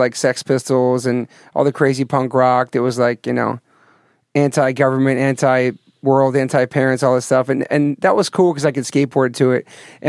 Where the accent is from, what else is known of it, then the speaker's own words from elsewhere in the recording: Taunton, Massachusetts, United States; born there; All right, so I was born in Taunton, Mass